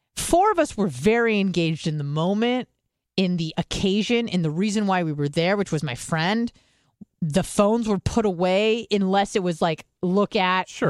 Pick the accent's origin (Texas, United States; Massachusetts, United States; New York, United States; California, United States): California, United States; also born or lived in Israel; now in Florida, United States; I'm from California